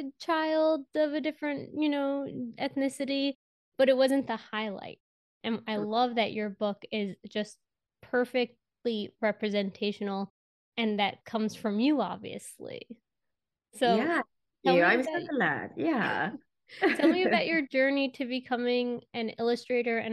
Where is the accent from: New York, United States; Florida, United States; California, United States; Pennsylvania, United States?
New York, United States; New York City; We're both from Queens